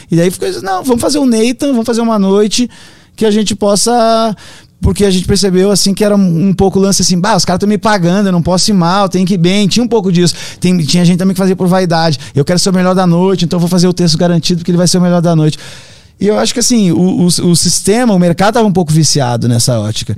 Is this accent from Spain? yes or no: no; Brazil; nós somos brasileiros